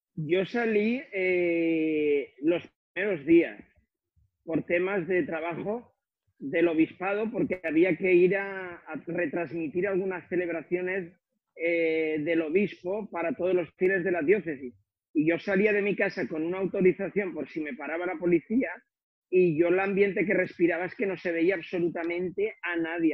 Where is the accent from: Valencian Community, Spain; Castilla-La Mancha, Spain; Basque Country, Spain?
Valencian Community, Spain; Figueroles; de Figueroles, de mi pueblo, donde yo soy originario